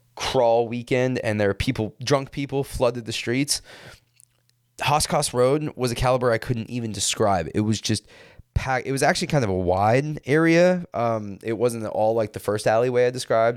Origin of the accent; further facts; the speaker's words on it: California, United States; growing up in California